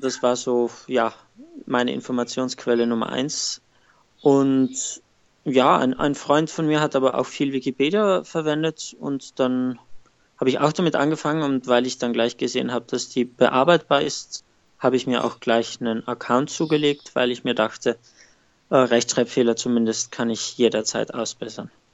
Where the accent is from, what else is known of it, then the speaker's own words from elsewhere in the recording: South Tyrol, Trentino-Alto Adige, Italy; moved away as an adult; now in Rotterdam, Netherlands; ich komme aus Südtirol